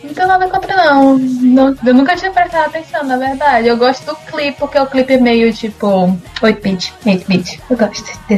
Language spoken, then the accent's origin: Portuguese; Ceará, Brazil; Você sabe que eu sou cearense, né? Que eu também sou cearense do interior e que praticamente forró tá no meu sangue